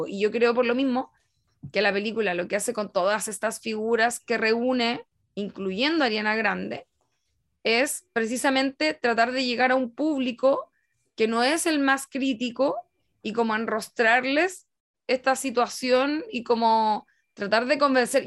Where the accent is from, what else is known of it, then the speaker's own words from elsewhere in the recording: Chile; estamos haciendo una lectura como desde Chile